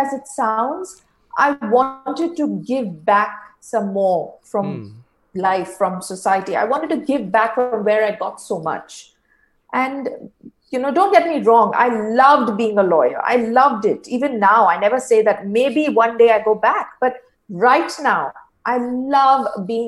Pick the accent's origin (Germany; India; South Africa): India; moved away as an adult; now in Singapore; I'm originally from India, and now I live in Singapore. I've been here since the last 7 years.